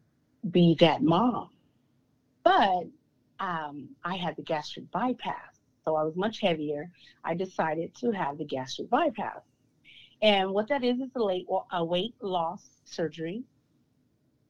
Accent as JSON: {"language": "English", "town": "Stockton", "region": "California", "country": "United States", "tie": "born or raised there", "said": "So I was born and raised in Stockton, California"}